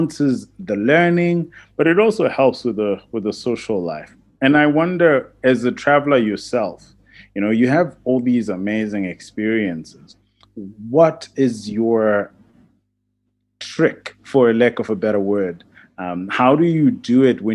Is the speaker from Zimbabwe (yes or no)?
yes; Zimbabwe; I'm from Zimbabwe